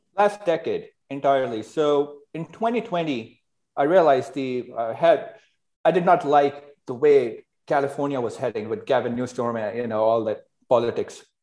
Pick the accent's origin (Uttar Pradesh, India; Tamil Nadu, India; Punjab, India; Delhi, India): Delhi, India; New Delhi; moved away as an adult; also born or lived in Los Angeles, United States; I grew up in India, New Delhi, and first 18 years of my life